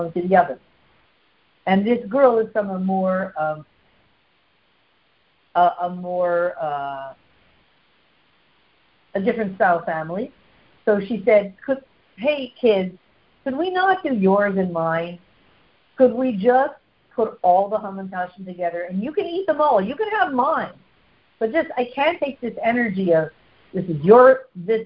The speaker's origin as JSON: {"language": "English", "country": "Canada", "said": "I'm so Canadian"}